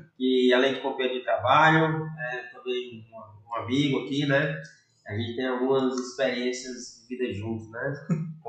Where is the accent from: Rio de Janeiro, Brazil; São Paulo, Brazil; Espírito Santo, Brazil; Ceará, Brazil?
Ceará, Brazil; Fortaleza; eu nasci em Fortaleza